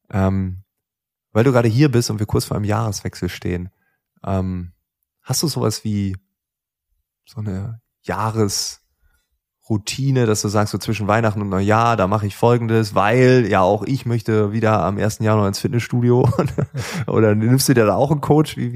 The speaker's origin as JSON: {"language": "German", "region": "Lower Saxony", "country": "Germany", "tie": "born or raised there", "said": "da wo ich aufgewachsen bin, Ostfriesland, ähm, Freunde, Nachbarschaft. Es gibt auch in Ostfriesland gefühlt keine Reichen."}